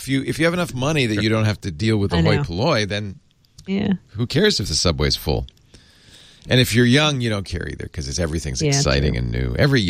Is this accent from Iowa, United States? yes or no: no; New York City, New York, United States; moved away; I grew up on the Upper West Side, Morningside Heights.